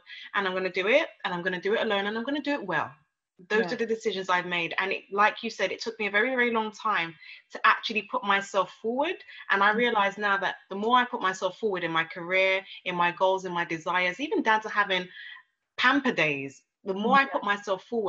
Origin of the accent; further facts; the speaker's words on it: Nigeria; now in London, United Kingdom; I'm Nigerian, I'm African